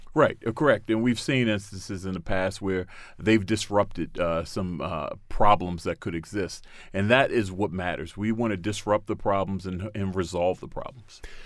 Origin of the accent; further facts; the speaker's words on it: Baltimore, Maryland, United States; my city of Baltimore, I'm, I was born and raised in Baltimore